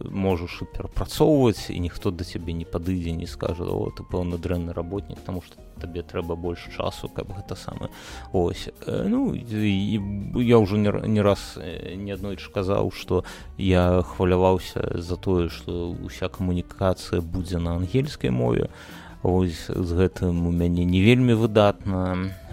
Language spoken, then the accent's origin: Belarusian; Belarus; мы як беларусы мы цалкам такія яшчэ маладыя так у нас там працэсы толькі-толькі пачалі будавацца